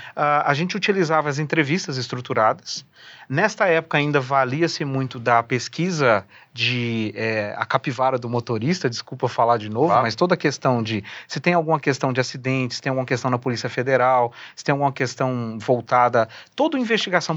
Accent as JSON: {"language": "Portuguese", "town": "Uberlândia", "region": "Minas Gerais", "country": "Brazil", "tie": "born or raised there", "moved": "yes", "said": "Eu sou um mineiro, né, ah, nato"}